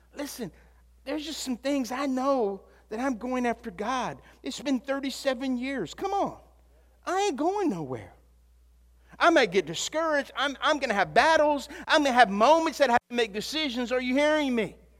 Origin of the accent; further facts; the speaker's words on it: Louisiana, United States; also born or lived in Texas; I was from Louisiana